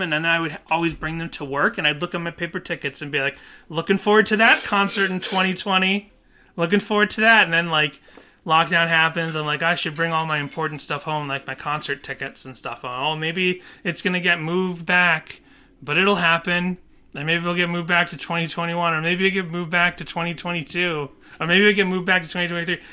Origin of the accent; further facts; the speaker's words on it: Boston, Massachusetts, United States; moved away; I never had a lot of beans growing up in Boston